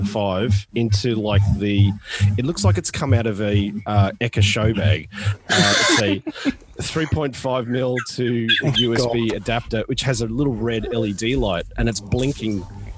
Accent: Australia; me being Australian.

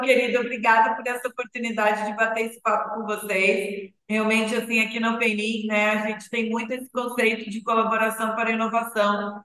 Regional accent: Passo Fundo, Rio Grande do Sul, Brazil; moved away; also born or lived in Europe / United States; eu sou natural de Passo Fundo, Rio Grande do Sul

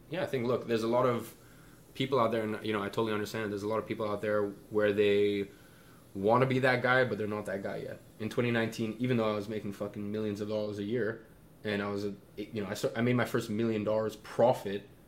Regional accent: London, United Kingdom; moved away as an adult; now in Dubai, United Arab Emirates; I grew up in London, you know, so I grew up around a lot of money.

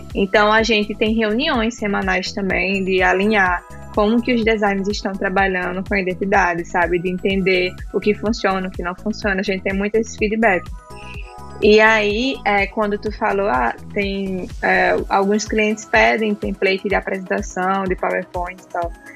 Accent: João Pessoa, Paraíba, Brazil; moved away as an adult; now in Santa Catarina, Brazil; eu sou natural de João Pessoa, na Paraíba

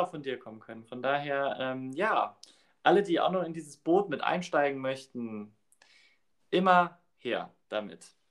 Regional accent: Saarbrücken, Saarland, Germany; bei uns in Saarbrücken

